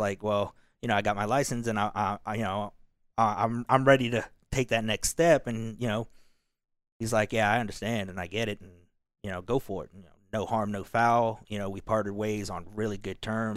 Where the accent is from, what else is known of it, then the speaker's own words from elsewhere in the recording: Kentucky, United States; moved away; also born or lived in Seoul, South Korea; they raised me in Kentucky.